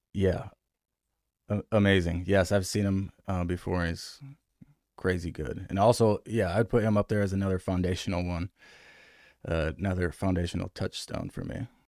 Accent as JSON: {"language": "English", "town": "Grand Rapids", "region": "Michigan", "country": "United States", "tie": "born or raised there", "moved": "as an adult", "lives_now": "Raleigh, United States", "said": "I grew up in Michigan, um, and moved here in twenty ten from Grand Rapids, Michigan"}